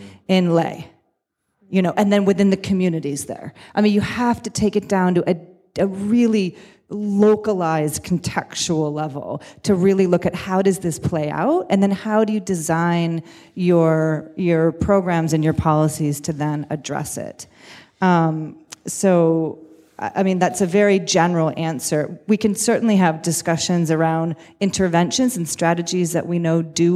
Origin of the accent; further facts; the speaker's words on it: United States; I come from the United States